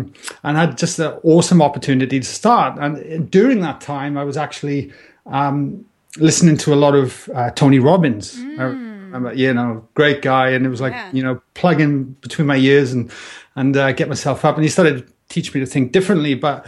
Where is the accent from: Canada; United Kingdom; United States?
United Kingdom; Wales; moved away as an adult; I'm Welsh. I just seem to tell by my tropical accent. And it's kind of softened over the years. But yeah, look, I immigrated, I think now, 11 years ago, you know. So that was like when I was 30 years old.